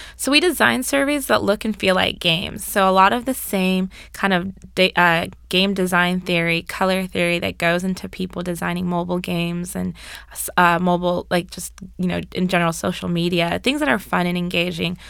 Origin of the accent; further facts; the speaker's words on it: Orange County, California, United States; moved away as an adult; also born or lived in Berkeley, California / Washington, D.C.; I'm originally from Orange County, California, so I'm far from home.